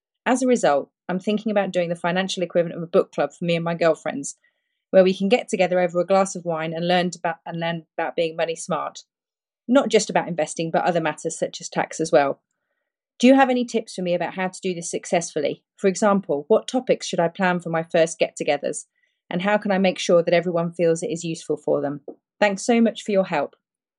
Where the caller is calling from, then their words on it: Perth, Western Australia, Australia; Hi, Preston and Stig. … I'm contacting you from Perth, Australia.